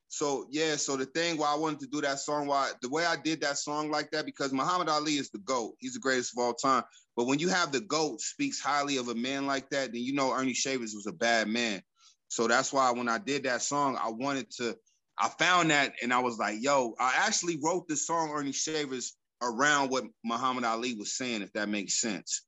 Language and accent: English; Colorado Springs, Colorado, United States; a club that I grew up in Colorado Springs called the Jazz Affair